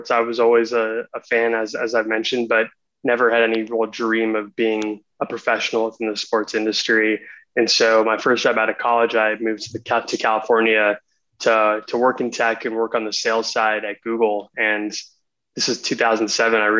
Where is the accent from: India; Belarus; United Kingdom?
India; I'm, I'm Indian. My parents are both, we're both from India.